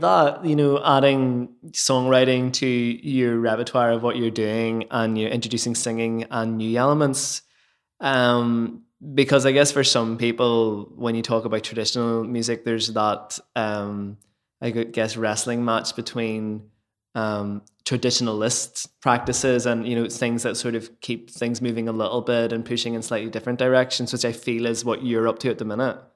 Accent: Lisburn, Northern Ireland, United Kingdom; in my hometown, Lisburn

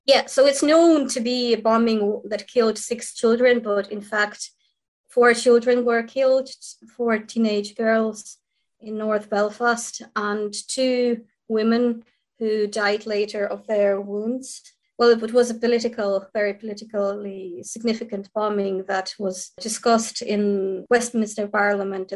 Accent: Kyiv, Ukraine; first language Ukrainian; English is a second language; moved away as an adult; now in Ireland; I'm from Kiev myself

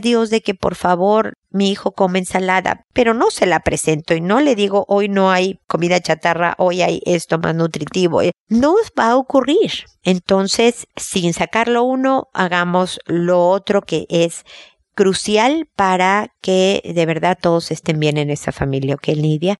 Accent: Mexico; como decimos en México

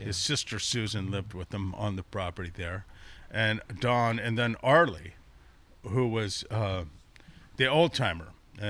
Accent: Sonoma, California, United States; also born or lived in Guam; We moved there when I was nine. We moved from Guam. And then, so I went to school in Sonoma from fourth grade on.

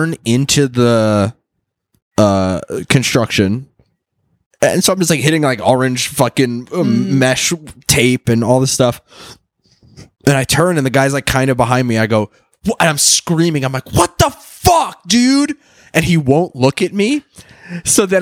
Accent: Long Island, New York, United States; I grew up on Long Island.

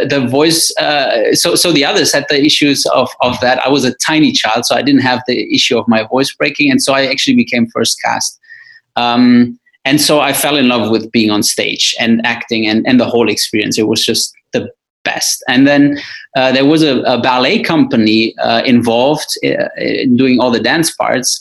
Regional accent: Wuppertal, North Rhine-Westphalia, Germany; my hometown Wuppertal

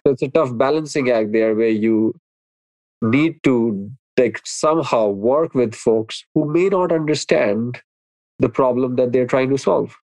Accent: India; moved away as an adult; now in United States; when I was growing up in India, and I grew up in a small town

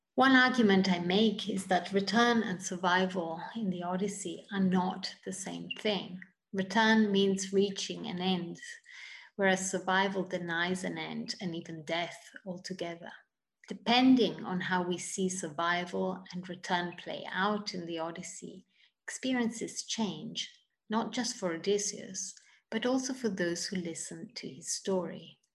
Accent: Italy; moved away as an adult; also born or lived in United Kingdom; now in United States; I'm originally from Italy

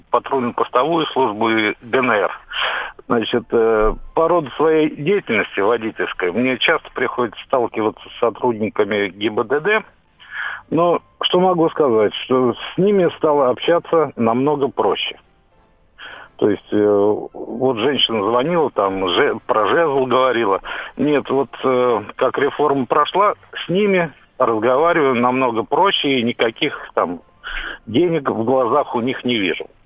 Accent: Moscow, Russia; я из Москвы. Э, я водитель.

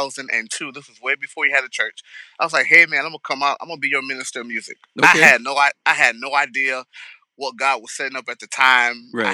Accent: St. Louis, Missouri, United States; I grew up in St. Louis, Missouri

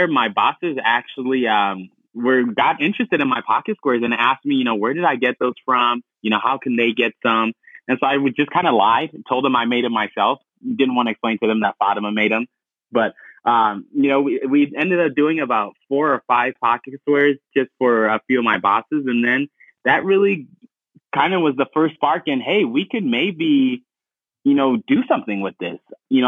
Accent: Ghana; English is a second language; now in Denver, United States; Originally from Ghana

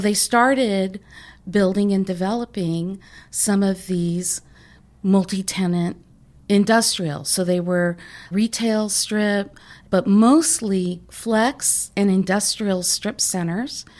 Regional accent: San Diego, California, United States; I grew up in San Diego, a great place to grow up.

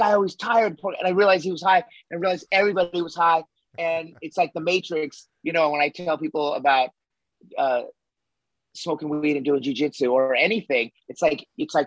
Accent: Las Vegas, Nevada, United States; also born or lived in Los Angeles; I'm in Vegas right now. I grew up here.

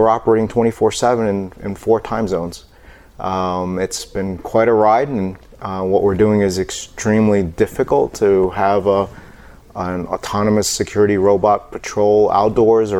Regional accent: New York City, New York, United States; I was born in New York City. Someone hit my town on 9/11

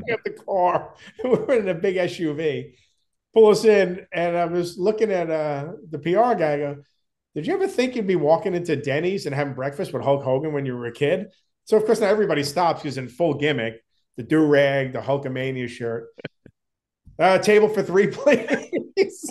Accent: Long Island, New York, United States; We grew up together on Long Island

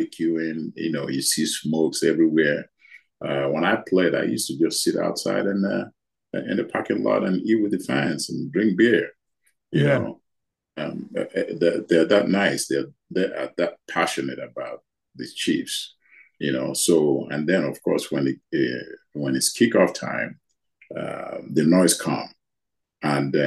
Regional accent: Nigeria; moved away as an adult; now in United States; I grew up in Nigeria in a poor family

